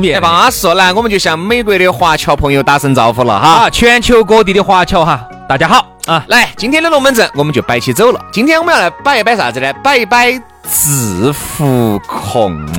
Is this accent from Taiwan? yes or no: no; Chengdu, Sichuan, China; 我们成都人哈，四川人